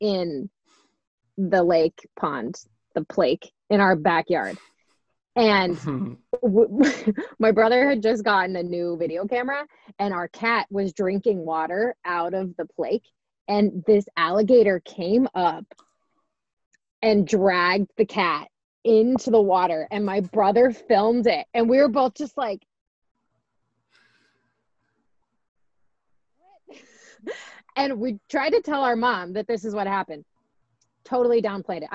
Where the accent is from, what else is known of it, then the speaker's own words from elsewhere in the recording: Florida, United States; I'm from Florida